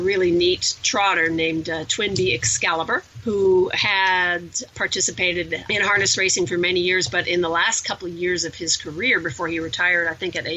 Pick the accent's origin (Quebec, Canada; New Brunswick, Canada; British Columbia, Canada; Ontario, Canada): Ontario, Canada; Windsor; I grew up in Windsor, Ontario, which is right across the border from Detroit.